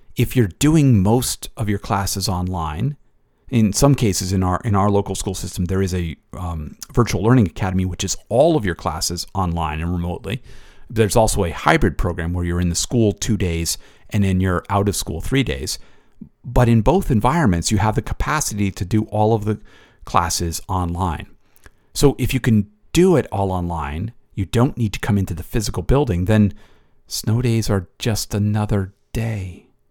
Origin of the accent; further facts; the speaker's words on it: Connecticut, United States; I grew up in Connecticut